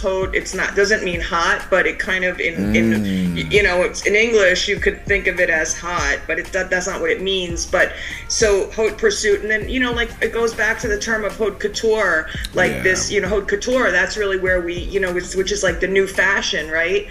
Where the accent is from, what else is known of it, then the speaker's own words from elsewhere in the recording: Cedarhurst, New York, United States; I grew up in a suburb outside of New York, about 35 minutes away in the Five Towns area, and my town was called Cedarhurst